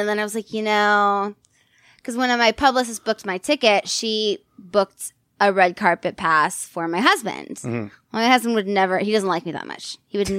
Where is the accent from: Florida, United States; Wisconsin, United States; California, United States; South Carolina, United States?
California, United States; San Diego; moved away as an adult; now in western Pennsylvania, United States; I'm from San Diego, but I live in Western Pennsylvania.